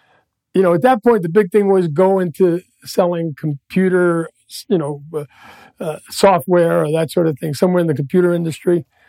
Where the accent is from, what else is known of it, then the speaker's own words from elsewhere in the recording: New York City, New York, United States; moved away as an adult; I literally grew up in the Lower East Side of Manhattan. So when I was 15, is 1966.